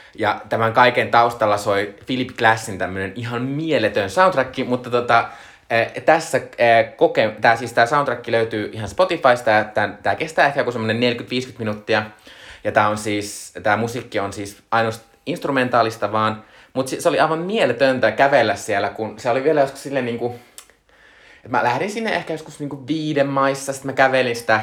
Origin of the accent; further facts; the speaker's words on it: Joensuu, North Karelia, Finland; moved away; olin siis viime viikonloppuna käymässä, ö, lapsuuden kotiseudullani, ö, Joensuussa